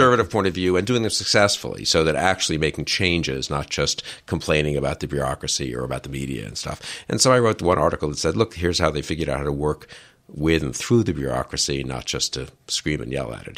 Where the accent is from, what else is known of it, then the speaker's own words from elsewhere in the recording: New York City, New York, United States; I grew up in New York